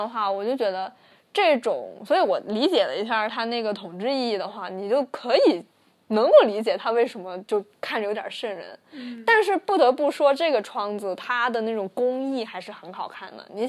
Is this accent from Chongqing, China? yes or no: no; Guangdong, China; 所以嘛，我们我们广东人嘛不听故事